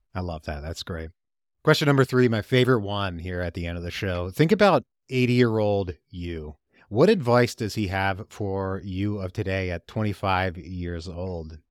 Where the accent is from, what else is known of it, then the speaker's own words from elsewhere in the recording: Richmond, Virginia, United States; my hometown of Richmond, Virginia